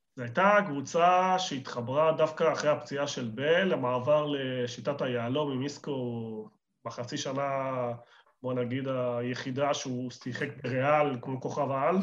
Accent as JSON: {"language": "Hebrew", "country": "Argentina", "moved": "yes", "lives_now": "Israel", "said": "אני ארגנטינאי"}